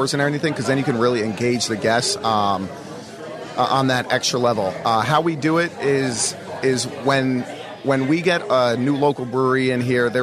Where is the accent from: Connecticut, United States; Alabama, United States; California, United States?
Connecticut, United States; moved away as an adult; now in New Jersey, United States; I'm from Connecticut, actually. About an hour northeast of here, and that's where I got my start with them, and I've been down in Jersey for 3 years now